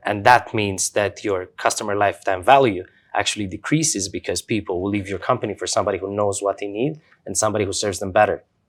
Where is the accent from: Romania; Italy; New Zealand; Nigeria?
Romania; moved away as an adult; also born or lived in Doha, Qatar; I grew up in Romania, uh, middle class family, working parents.